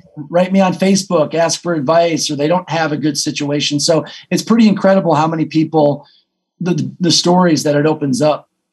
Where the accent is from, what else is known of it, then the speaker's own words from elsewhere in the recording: Detroit, Michigan, United States; moved away as an adult; I wouldn't be where I am if I didn't grow up in Detroit